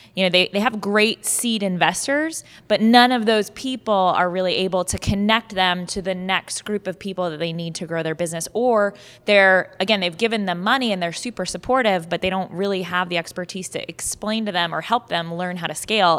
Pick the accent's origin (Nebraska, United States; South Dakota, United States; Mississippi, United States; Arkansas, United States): Nebraska, United States; Omaha; now in Ohio, United States; Omaha, Nebraska, which is actually my hometown